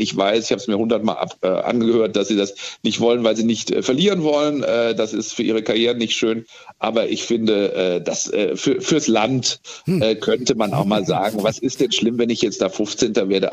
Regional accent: Germany; Wir sind ja als Deutsche

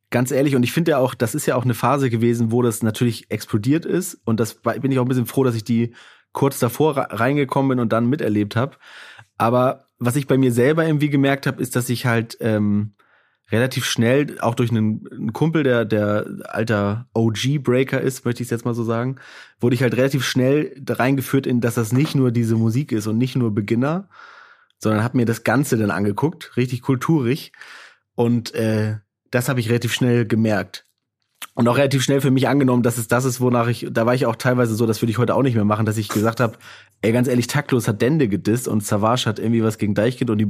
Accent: Baltic coast, Germany; Wo bist du denn groß geworden? Äh, an der Ostsee, in einem kleinen Dorf an der Ostsee.

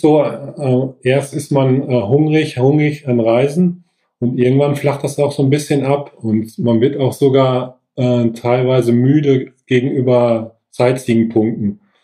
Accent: Sauerland, North Rhine-Westphalia, Germany; moved away as an adult; also born or lived in Bensberg; now in Bergisch Gladbach, Germany; bin gebürtig aus dem Sauerland, wohne aber jetzt zehn Minuten vor Köln in Bensberg

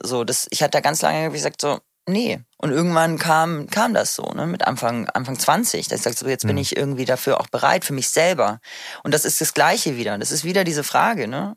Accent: Munich, Bavaria, Germany; now in Berlin, Germany; ich komme ja aus München

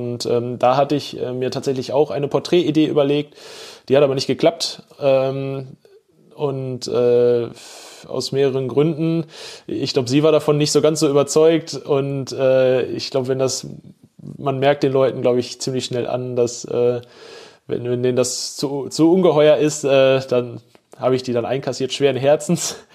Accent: Bochum, North Rhine-Westphalia, Germany; da habe ich halt auch festgestellt, wie wichtig mir meine Heimatstadt ist und die Menschen, die hier leben.

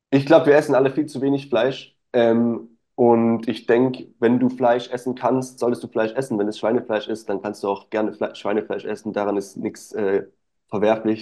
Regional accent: Stuttgart, Baden-Württemberg, Germany; Ich komme aus Stuttgart oder aus der Nähe von Stuttgart.

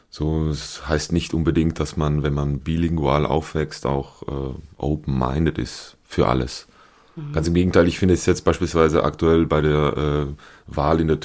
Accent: Switzerland; first language Swiss German; Ich bin ähm, gebürtig in der Schweiz, das heißt, ich bin mit dem Schweizerdeutsch aufgewachsen

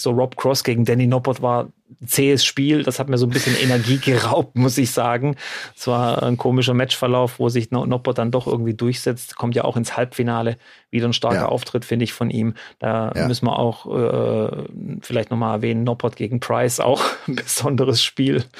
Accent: Baden-Württemberg, Germany; bei uns in Baden-Württemberg

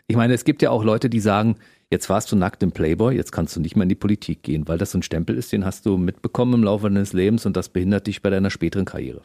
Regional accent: East Germany, Germany; Ich bin im Osten aufgewachsen

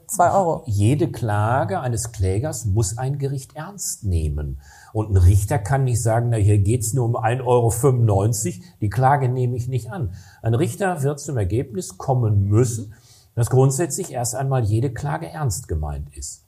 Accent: Recklinghausen, North Rhine-Westphalia, Germany; Recklinghausen, wo ich herkomme

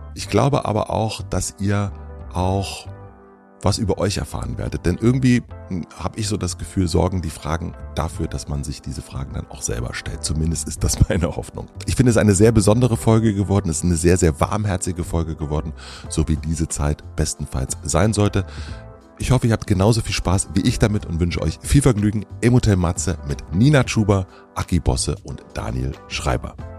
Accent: Brandenburg, Germany; ich bin ja in Brandenburg aufgewachsen

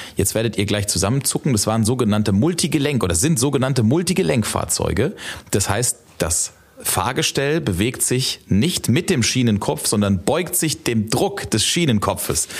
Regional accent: Ludwigshafen, Rhineland-Palatinate, Germany; Ich bin in Rheingönheim aufgewachsen

